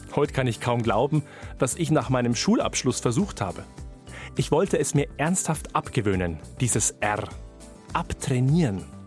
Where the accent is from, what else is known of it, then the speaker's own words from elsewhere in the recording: Upper Palatinate, Bavaria, Germany; accent: rolling R; moved away; Ich bin Oberpfälzer. Das vergesse ich nur manchmal, denn ich wohne schon länger nicht mehr dort.